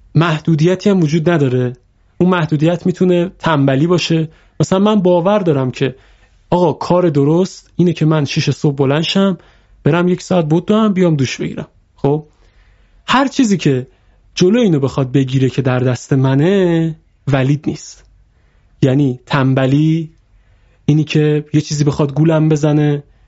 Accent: Iran

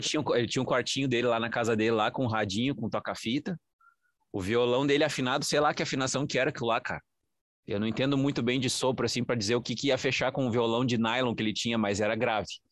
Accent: interior of São Paulo, Brazil; eu sou de lá do interior de São Paulo

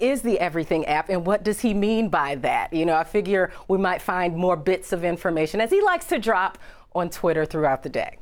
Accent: Chicago, Illinois, United States; back in my hometown of Chicago.

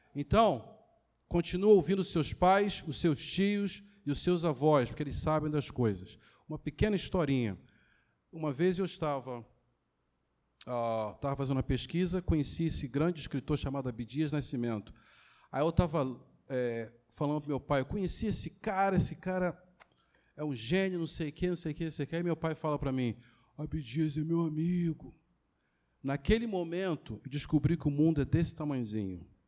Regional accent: Duque de Caxias, Rio de Janeiro, Brazil; fui criado aqui em Caxias

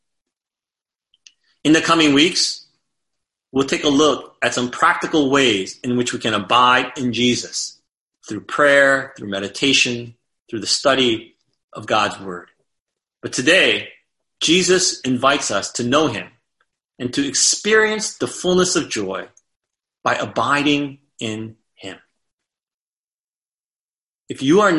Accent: United States; As American Christians

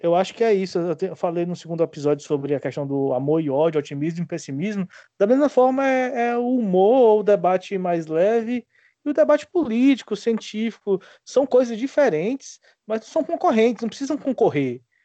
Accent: Ceará, Brazil; accent: Cariri / cearense; moved away as an adult; also born or lived in Cuiabá; now in Natal, Brazil

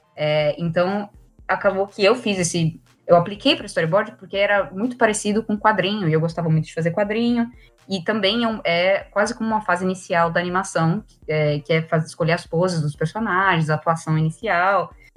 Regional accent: Brazil; moved away as an adult; now in Ireland; já estava com um plano de sair é, do Brasil

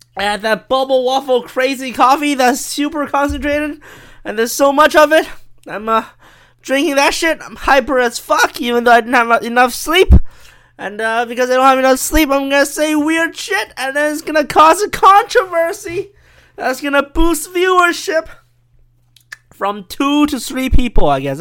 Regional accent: China; I'm from China

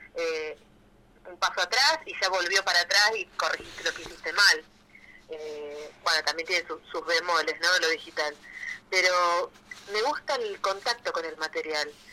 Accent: Rosario, Santa Fe, Argentina; yo soy de Rosario

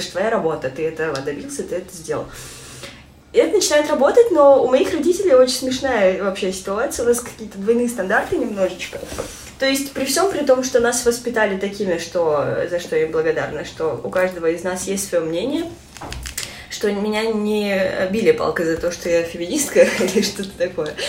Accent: Kazakhstan; я родилась казашка

